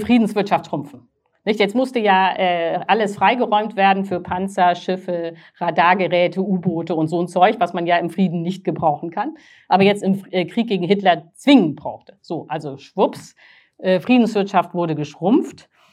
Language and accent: German; Northern Germany, Germany; ich bin aus Norddeutschland